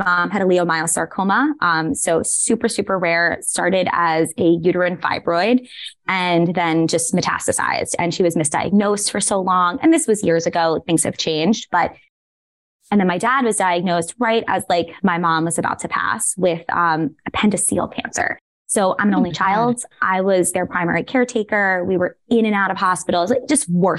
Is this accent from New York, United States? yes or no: yes; New York City, New York, United States; moved away as an adult; now in San Francisco, United States; I am originally from Staten Island.